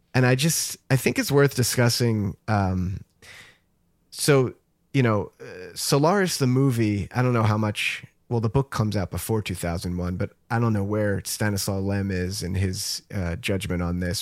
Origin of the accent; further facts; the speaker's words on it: New Jersey, United States; growing up in New Jersey, like we didn't go very far